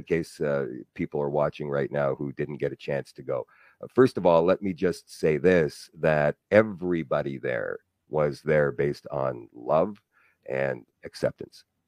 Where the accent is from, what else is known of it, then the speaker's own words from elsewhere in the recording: Winnipeg, Manitoba, Canada; I was happy here in my hometown. I grew up in Transcona.